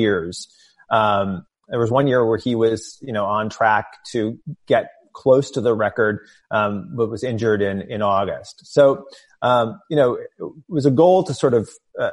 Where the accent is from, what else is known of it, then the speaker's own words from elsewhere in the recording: outside of St. Louis, Southern Illinois, United States; I grew up in Southern Illinois outside of St. Louis